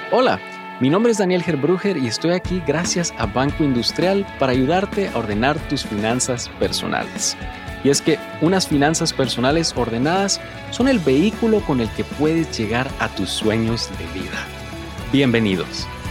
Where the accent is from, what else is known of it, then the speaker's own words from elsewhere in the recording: Guatemala; now in United States; Yo soy guatemalteco radicado en Estados Unidos